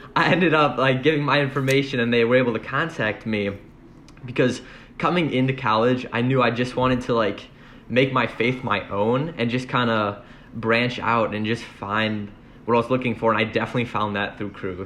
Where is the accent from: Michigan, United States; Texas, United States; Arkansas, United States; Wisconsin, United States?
Wisconsin, United States; Oak Creek; now in Madison, United States; I'm from Oak Creek, Wisconsin, and I'm majoring in mechanical engineering